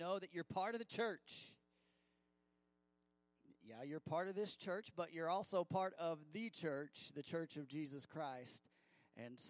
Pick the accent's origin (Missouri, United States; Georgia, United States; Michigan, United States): Missouri, United States; I grew up in Missouri